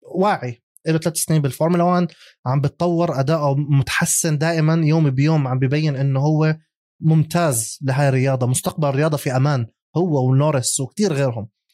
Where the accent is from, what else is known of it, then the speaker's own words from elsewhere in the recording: Jordan; عندنا بالاردن